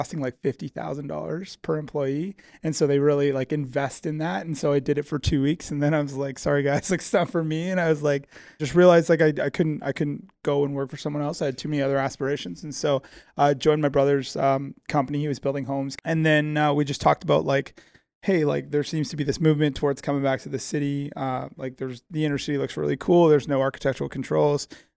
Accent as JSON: {"language": "English", "town": "Calgary", "region": "Alberta", "country": "Canada", "tie": "born or raised there", "said": "I'm a born and raised Calgarian. So I grew up here. I've lived here my entire life."}